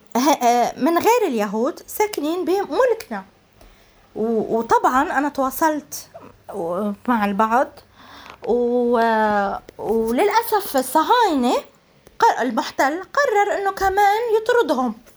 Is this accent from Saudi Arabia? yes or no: no; Jaffa, Palestine; أنا الكاتبة والناشطة الفلسطينية اليافوية